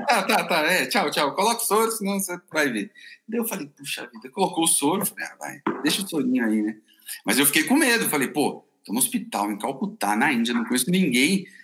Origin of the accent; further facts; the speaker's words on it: Brazil; eu falei que era do Brasil